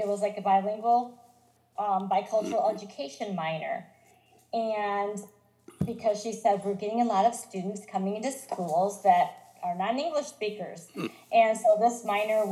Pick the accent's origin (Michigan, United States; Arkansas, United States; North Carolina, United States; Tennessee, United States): Michigan, United States; Grant; moved away as an adult; now in Kokomo, United States; So I grew up in Grant, Michigan. It's a small town north of Grand Rapids.